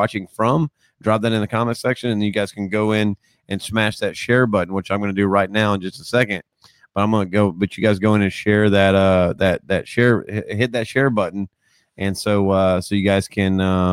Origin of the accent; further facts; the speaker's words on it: Georgia, United States; us Georgia folk